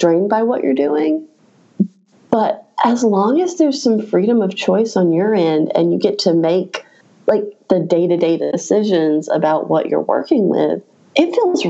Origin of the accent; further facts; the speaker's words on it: Raleigh, North Carolina, United States; my hometown of Raleigh, North Carolina